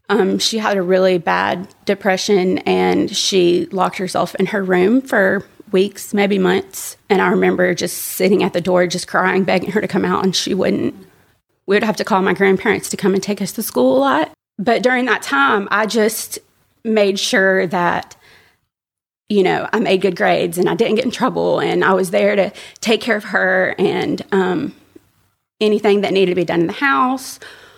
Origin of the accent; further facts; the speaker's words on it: Birmingham, Alabama, United States; So I was born and raised in Birmingham, but I didn't have, I guess, what I would think of as a typical like Bible Belt upbringing.